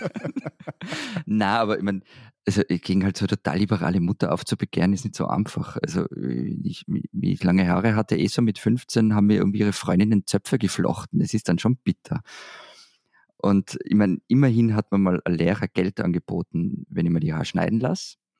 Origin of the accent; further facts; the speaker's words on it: Austria; Als Österreicher